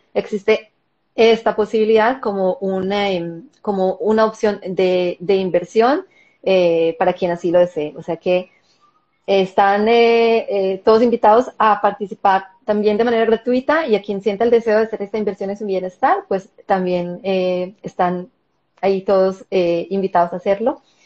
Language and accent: Spanish; Colombia; moved away as an adult; now in Israel; yo nací y crecí en Colombia y viví en Colombia hasta hace 13 años